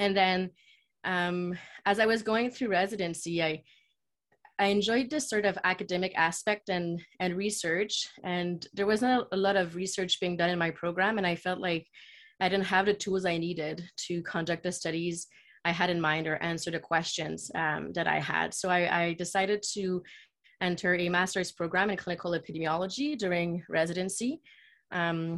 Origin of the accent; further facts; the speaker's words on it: Quebec City, Quebec, Canada; moved away as an adult; now in Toronto, Canada; I was born and raised in Quebec City, which is a city in Quebec, which is the French side of Canada.